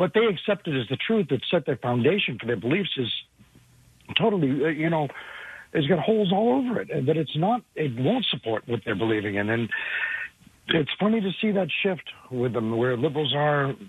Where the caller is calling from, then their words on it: New York, United States; I'm calling from New York. I live about a half hour north of Mordor